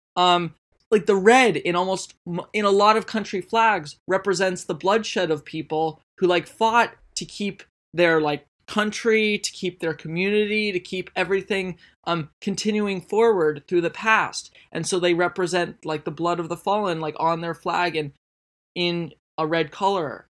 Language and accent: English; United States